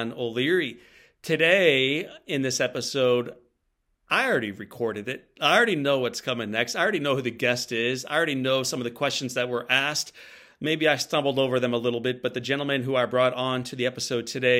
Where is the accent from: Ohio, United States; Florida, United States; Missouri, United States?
Missouri, United States; St. Louis; My hometown of St. Louis